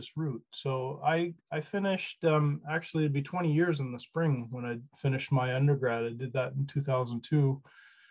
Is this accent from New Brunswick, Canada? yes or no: yes; Fredericton, New Brunswick, Canada; I'm from Fredericton, and you kind of grow up embedded in, you know, there's a lot of forestry activity, obviously, in New Brunswick.